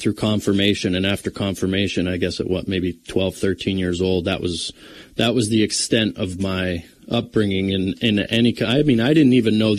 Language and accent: English; Mountaintop, Pennsylvania, United States; now in Mifflinville, United States; I grew up in Mountaintop, Pennsylvania